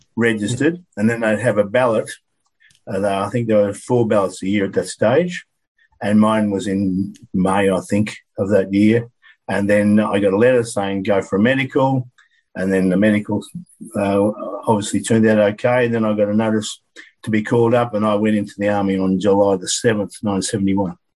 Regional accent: Deniliquin, New South Wales, Australia; living in Deniliquin when I was called up, my hometown

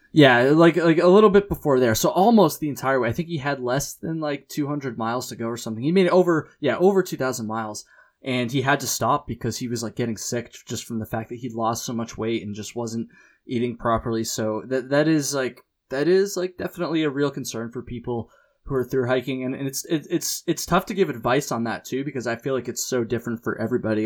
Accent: United States; I'm an American

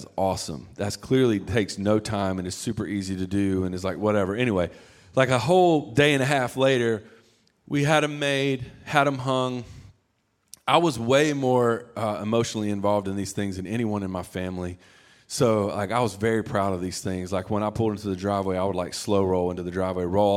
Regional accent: the South, United States; I'm from the South

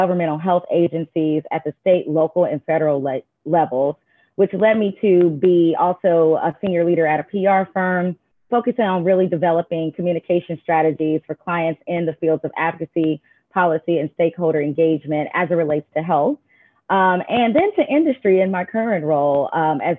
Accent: Indianapolis, Indiana, United States; I am a Midwesterner. I'm originally from Indianapolis, Indiana

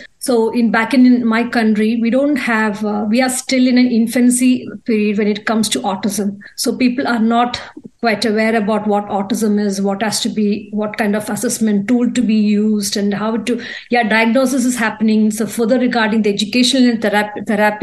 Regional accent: India; I'm from India

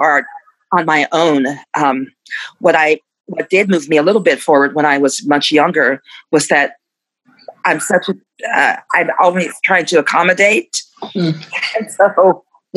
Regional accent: Dallas, Texas, United States; I'm from Dallas, Texas

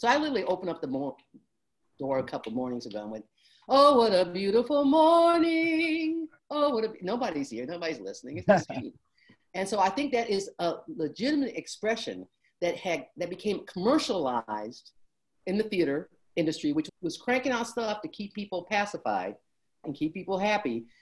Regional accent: Detroit, Michigan, United States; I grew up in Detroit and that's where my father worked

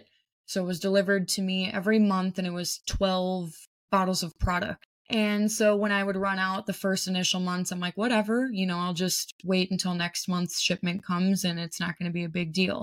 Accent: Minnesota, United States; I am from Minnesota.

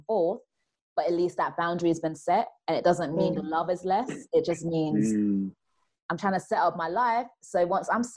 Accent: Nigeria; I'm Nigerian

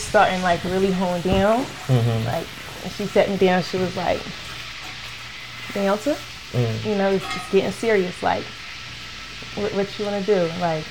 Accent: Jacksonville, Florida, United States; also born or lived in Liberia; I'm from Liberia, but I was raised in Jacksonville, Florida.

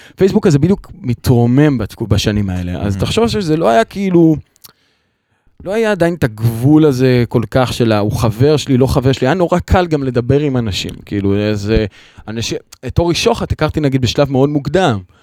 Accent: Kfar Truman, Central District, Israel; now in Ramat Gan, Israel; אני במקור מכפר טרומן. במושב

